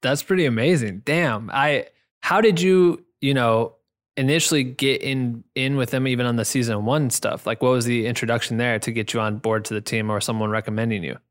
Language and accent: English; Iowa, United States; moved away; I'm from Iowa